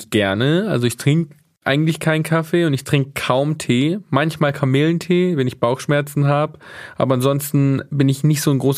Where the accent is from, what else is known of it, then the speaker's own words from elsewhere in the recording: Southern Italy, Italy; aus Süditalien, der Heimat äh, von Büffelmozzarella